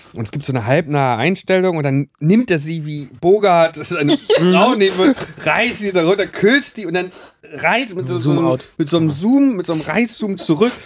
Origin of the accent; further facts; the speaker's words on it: Wismar, Mecklenburg-Vorpommern, Germany; moved away; also born or lived in Rostock; bei uns in Wismar